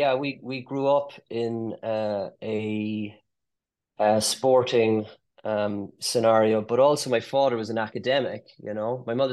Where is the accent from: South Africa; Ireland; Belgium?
Ireland; Cork, Munster; accent: Cork; also born or lived in London; Grew up in Cork and headed off to London after medical